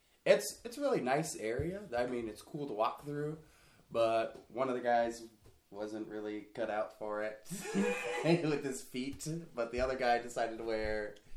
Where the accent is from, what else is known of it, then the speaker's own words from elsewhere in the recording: Alaska, United States; I'm 28. I'm from Alaska, and I love being in Maine